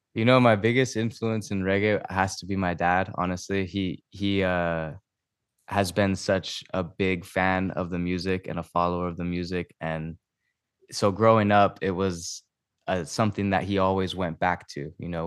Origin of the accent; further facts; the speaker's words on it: Maui, Hawaii, United States; moved away as an adult; now in Temecula, United States; I'm originally from Maui, and I'm, uh, here living in, uh, Temecula right now.